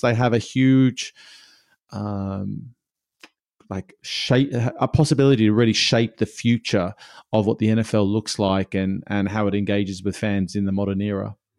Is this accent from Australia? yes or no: yes; Australia; born or raised there